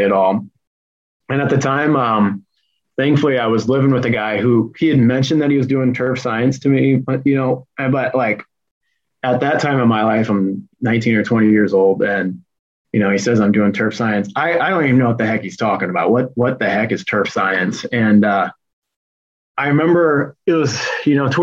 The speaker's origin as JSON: {"language": "English", "town": "Fort Wayne", "region": "Indiana", "country": "United States", "tie": "born or raised there", "moved": "yes", "said": "my first internship was with a golf course back in my hometown, Fort Wayne Country Club"}